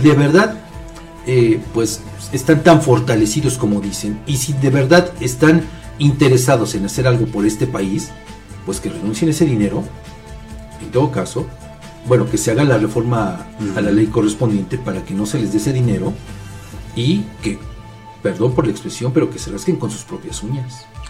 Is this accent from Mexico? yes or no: yes; Mexico; como mexicanos